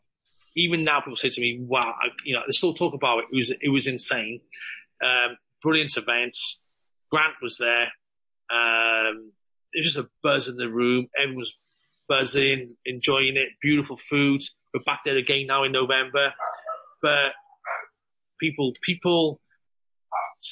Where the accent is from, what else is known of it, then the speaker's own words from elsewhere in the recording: Cardiff, Wales, United Kingdom; We're from Cardiff